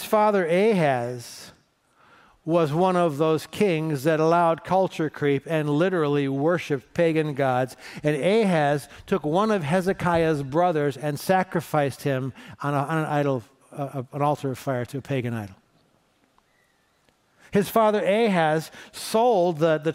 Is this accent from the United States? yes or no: yes; Cleveland, Ohio, United States; I'm from Cleveland, and there's potholes that are big enough to swallow your car